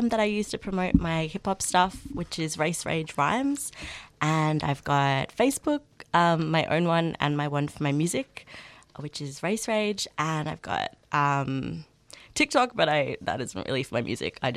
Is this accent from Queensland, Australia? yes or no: no; Melbourne, Victoria, Australia; also born or lived in Northern England; I'm from Australia. I'm Aboriginal and English, and I grew up in England.